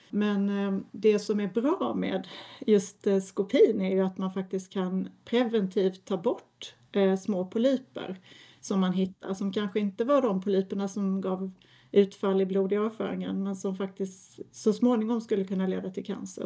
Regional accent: Lund, Skåne, Sweden; jag är från Lund ursprungligen

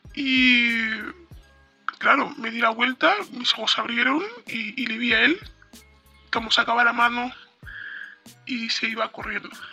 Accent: Spain; also born or lived in Morocco; venimos de Marruecos y nos hemos vivido a España desde que yo tenía ocho meses aproximadamente. Llevo viviendo aquí

